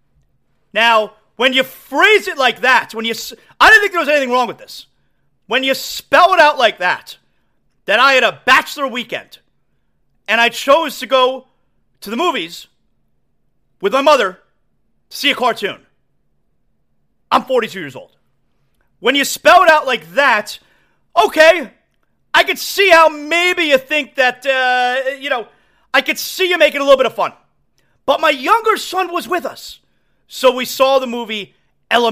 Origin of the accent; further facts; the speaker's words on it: Aventura, Florida, United States; I grew up in Aventura